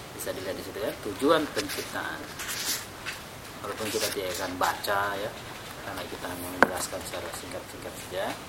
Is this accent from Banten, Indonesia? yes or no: no; Makassar, South Sulawesi, Indonesia; Di kampung saya di Makassar